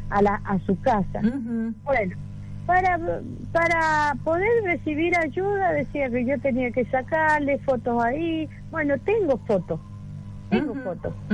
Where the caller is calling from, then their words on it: Villa Larca, San Luis, Argentina; Yo estoy en la provincia de San Luis, en un pueblito que se llama Villa Larca. está retirado de la ciudad de San Luis.